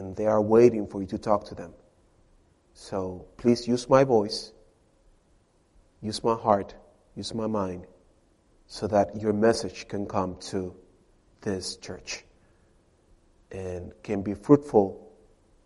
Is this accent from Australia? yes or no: no; Dominican Republic; English is a second language; moved away as an adult; now in United States; I'm not American. I am from the Dominican Republic.